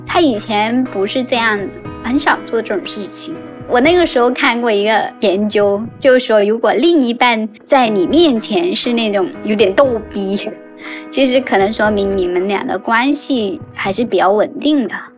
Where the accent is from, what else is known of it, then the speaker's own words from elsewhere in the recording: Guangdong, China; 我们作为广东人来说，我们没有任何的食物禁忌